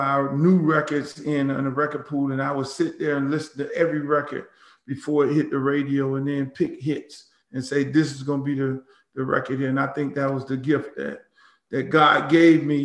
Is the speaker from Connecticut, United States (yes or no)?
no; Miami, Florida, United States; growing up in Miami, you know, when you're half Jamaican and you're half Bahamian